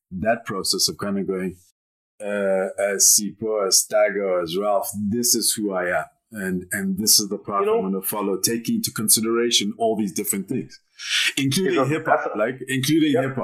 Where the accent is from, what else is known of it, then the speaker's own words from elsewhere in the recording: Maseru, Maseru District, Lesotho; okay, I didn't grow up in South Africa. I grew up in Maseru.